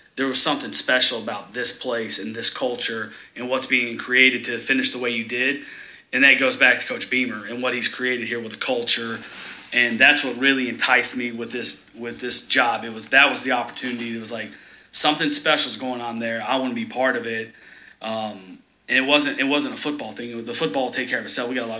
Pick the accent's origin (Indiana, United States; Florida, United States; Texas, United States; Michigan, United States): Texas, United States; moved away; I grew up in Texas